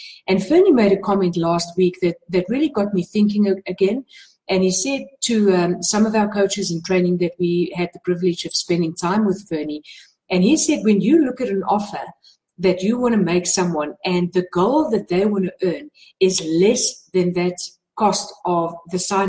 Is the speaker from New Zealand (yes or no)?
no; South Africa; I'm from South Africa